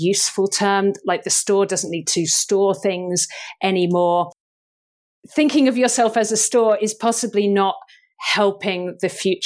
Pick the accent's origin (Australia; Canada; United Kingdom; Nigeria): United Kingdom; I'm thoroughly British